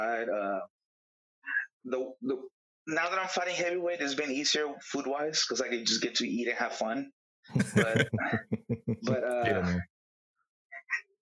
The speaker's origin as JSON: {"language": "English", "town": "Dallas", "region": "Texas", "country": "United States", "said": "I'm from Dallas."}